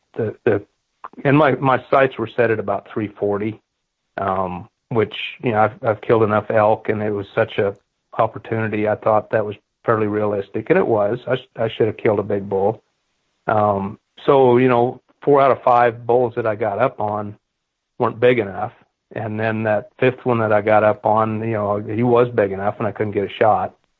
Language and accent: English; Kansas, United States; I grew up in Kansas and, and I bought my first piece of land when I was 19, when I, had, I took over the family farm